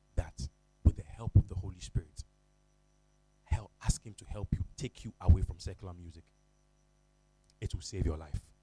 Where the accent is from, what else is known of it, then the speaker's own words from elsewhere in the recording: Accra, Greater Accra, Ghana; I'm from Jamestown